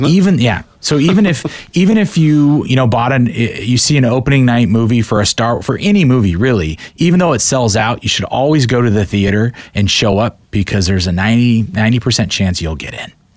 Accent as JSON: {"language": "English", "town": "Portland", "region": "Oregon", "country": "United States", "said": "I'm from Portland"}